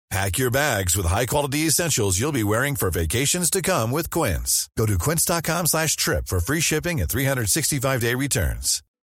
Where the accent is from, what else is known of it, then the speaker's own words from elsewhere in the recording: France; moved away as an adult; now in Kyoto, Japan; je suis français